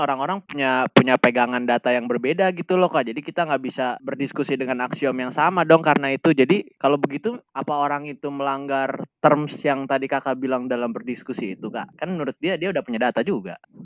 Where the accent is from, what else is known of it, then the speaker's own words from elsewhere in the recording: Indonesia; kita kan orang Indonesia dengan budaya ketimurannya